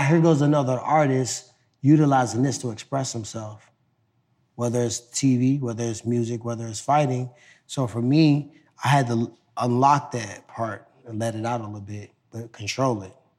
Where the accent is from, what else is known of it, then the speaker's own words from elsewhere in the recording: Ferguson, Missouri, United States; I came from Ferguson